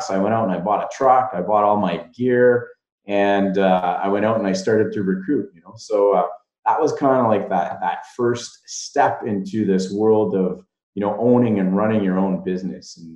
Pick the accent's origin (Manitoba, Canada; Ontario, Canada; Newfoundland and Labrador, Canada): Ontario, Canada; Dubreuilville; I come from Dubreuilville.